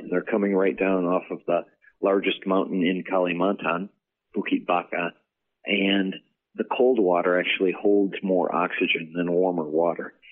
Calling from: Annandale, Virginia, United States; I'm calling from Annandale, Virginia.

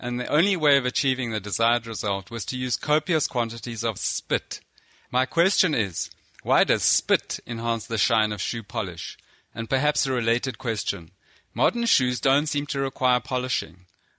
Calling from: South Africa; I'm phoning you from South Africa.

